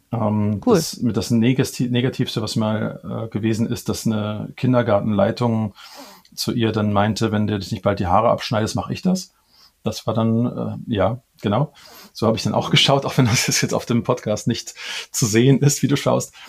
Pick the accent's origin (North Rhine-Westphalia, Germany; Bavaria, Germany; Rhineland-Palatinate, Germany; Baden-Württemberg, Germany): North Rhine-Westphalia, Germany; Cologne; komme ich ähm, gebürtig aus Köln.